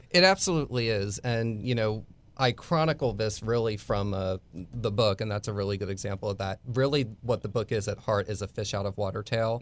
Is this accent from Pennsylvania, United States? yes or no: yes; Bucks County, Pennsylvania, United States; moved away as an adult; also born or lived in Philadelphia / Tampa; now in Texas, United States; I grew up about twenty minutes from where Washington crossed the Delaware.